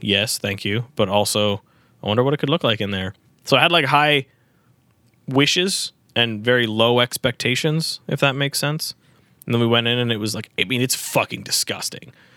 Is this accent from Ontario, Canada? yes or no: yes; Newmarket, Ontario, Canada; I'm from New Market